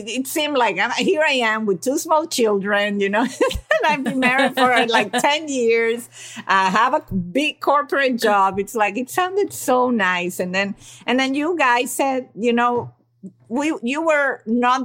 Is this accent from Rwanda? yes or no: no; Venezuela; I come from an Italian family and I was raised in Venezuela